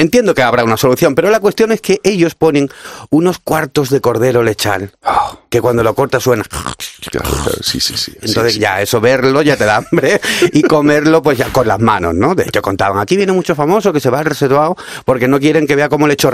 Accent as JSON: {"language": "Spanish", "town": "Cádiz", "region": "Andalusia", "country": "Spain", "said": "Yo hablo fino porque me pagáis, pero en fin, en la tele, pero yo soy de Cádiz"}